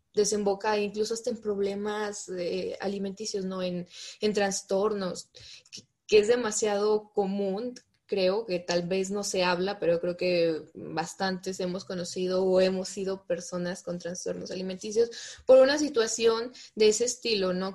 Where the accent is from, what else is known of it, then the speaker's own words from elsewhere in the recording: Fresnillo, Zacatecas, Mexico; yo soy de Zacatecas, en especial de, de, un, de una ciudad pequeña que se llama Fresnillo, y mi papá es agricultor